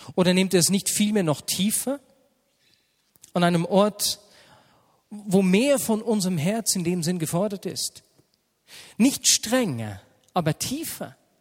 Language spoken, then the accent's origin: German; Switzerland; sind wir Schweizer